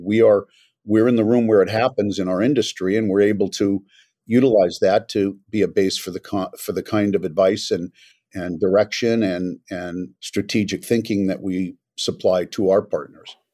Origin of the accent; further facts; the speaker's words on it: Los Angeles, California, United States; also born or lived in New York; I was born in New York but grew up in Los Angeles